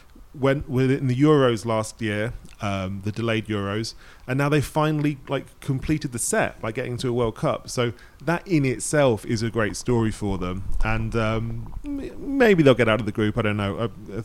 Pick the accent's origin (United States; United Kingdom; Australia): United Kingdom; England; You know, growing up in England, you were in the 90s, like Scotland were good